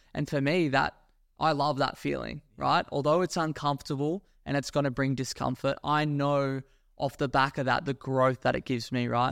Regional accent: Australia; moved away as an adult; also born or lived in Gold Coast; now in Dubai, United Arab Emirates; I was born in Australia. I grew up there, went to school there, university there

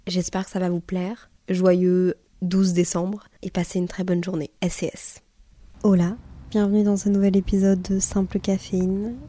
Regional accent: Brussels, Brussels-Capital Region, Belgium; je suis quand même née dans la capitale de l'Europe

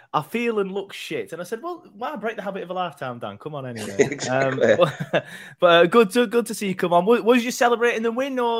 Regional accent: Burnley, North West England, United Kingdom; I grew up on Prescott Street. That's the street where I grew up. That's why I love Burnley so much. You could literally see the turf from my mum's bedroom window.

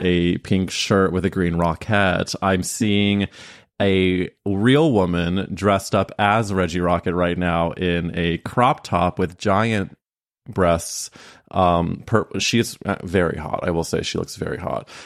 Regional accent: Midwest, United States; I'm from the Midwest

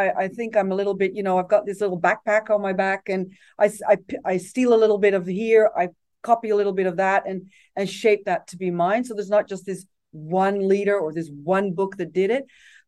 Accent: Japan; English is a second language; moved away; My parents had lived in Japan. So when I was an expat child, I grew up in Japan.

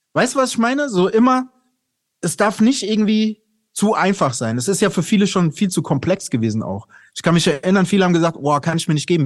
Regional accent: Aschaffenburg, Bavaria, Germany; ich bin ja in Aschaffenburg aufgewachsen bei Frankfurt

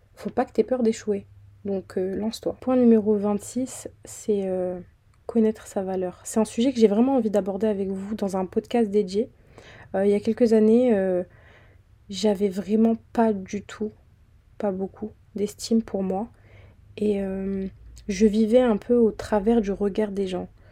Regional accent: Fréjus, Provence-Alpes-Côte d'Azur, France; moved away as an adult; now in Île-de-France, France; je viens d'une petite ville dans le sud qui s'appelle Fréjus

